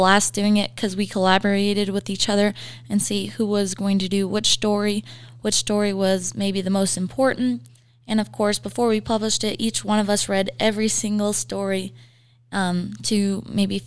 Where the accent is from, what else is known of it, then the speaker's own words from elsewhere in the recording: Montana, United States; now in Riverton, United States; I'm originally from Montana